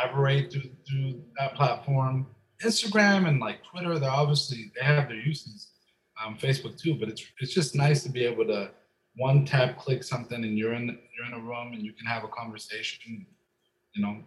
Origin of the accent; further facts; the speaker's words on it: Boston, Massachusetts, United States; also born or lived in North Carolina; now in Salt Lake City, United States; So I lived in North Carolina. I'm from Boston.